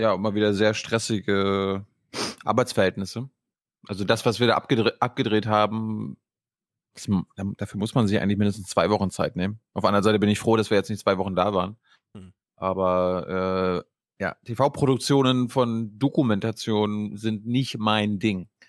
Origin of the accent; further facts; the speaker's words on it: Mecklenburg-Vorpommern, Germany; now in Dubai, United Arab Emirates; ins mecklenburgische Dubai hm. gefahren, in meine Heimat